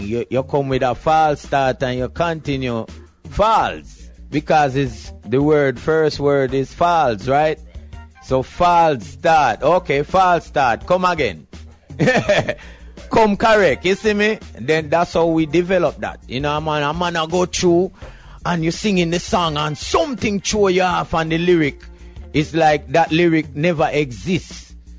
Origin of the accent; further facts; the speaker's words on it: Jamaica; moved away as an adult; also born or lived in New York City / Hawaii / California; I'm Jamaican